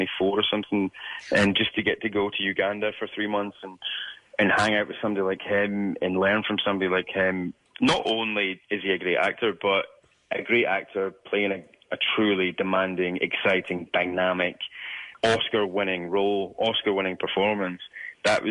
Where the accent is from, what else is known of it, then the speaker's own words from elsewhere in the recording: Scotland, United Kingdom; as a young Scottish person